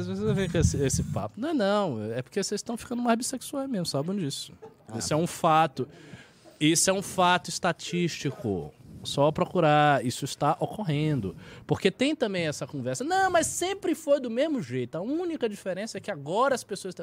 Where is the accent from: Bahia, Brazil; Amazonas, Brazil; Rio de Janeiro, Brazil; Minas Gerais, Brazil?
Bahia, Brazil; Salvador; eu tenho 34 e sou de Salvador, que é mais, é um pouco mais conservador a Bahia